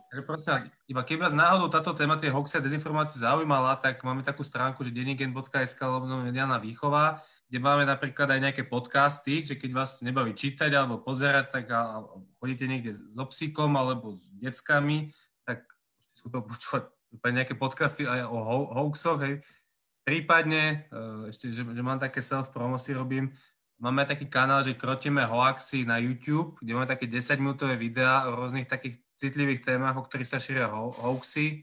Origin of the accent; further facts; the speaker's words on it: Považská Bystrica, Trenčín Region, Slovakia; also born or lived in Prague / Trnávka, Bratislava; now in Bratislava, Slovakia; pochádzam pôvodne z Považskej Bystrice a značnú časť života som strávil v Prahe. A skončil som na Trnávke